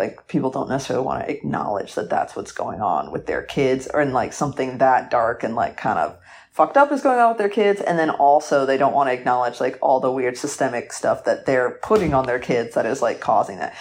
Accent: Atlanta, Georgia, United States; I'm from Atlanta, like, outside Atlanta

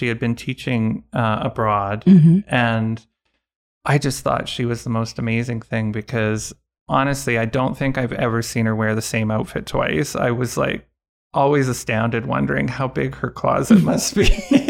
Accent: Winnipeg, Manitoba, Canada; born there; now in Calgary, Canada; I was born in Winnipeg, but I've lived most of my adult life in Calgary

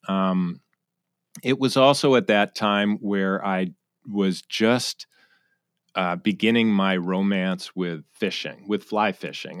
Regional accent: Connecticut, United States; moved away as an adult; also born or lived in Charleston, South Carolina / New York City / San Francisco; now in Seattle, United States; born in Sa-, South Carolina, Charleston, but I grew up in Connecticut, uh, commuter town to New York City.

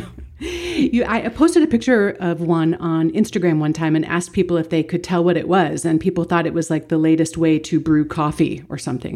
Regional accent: Baltimore, Maryland, United States; my hometown in Baltimore

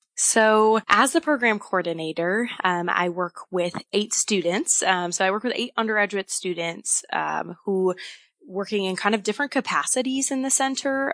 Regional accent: Wisconsin, United States; moved away as an adult; now in Moscow, Idaho, United States; I came from Wisconsin. I had grown up there, lived there my whole life

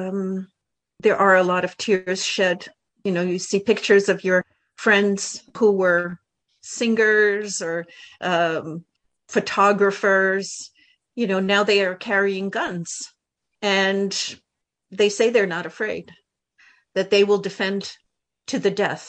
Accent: United States; first language Ukrainian; I was born in the United States. My parents were immigrants from, at that time, Soviet Russia.

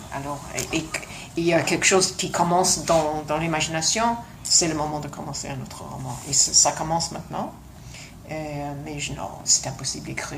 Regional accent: London, United Kingdom; French is a second language; moved away; also born or lived in Montreal, Canada / South of France; je suis née à Londres parce que mes parents euh, se sont rencontrés là et on était tous élevés à Londres

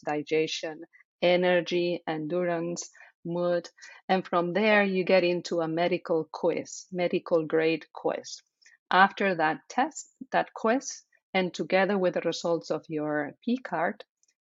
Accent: Spain; English is a second language; moved away; as you hear, I have an accent, right? So I am from Spain

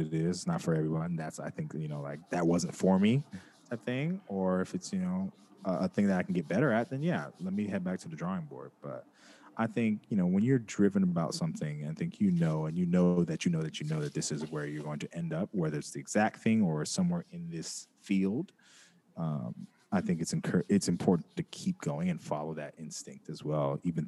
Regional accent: West Coast, United States; Like, I'm from the West Coast, so we were rocking with it for a long time.

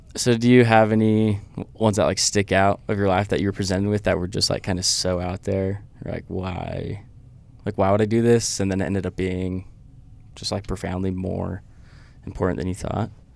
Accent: Idaho, United States; moved away; I'm from Idaho

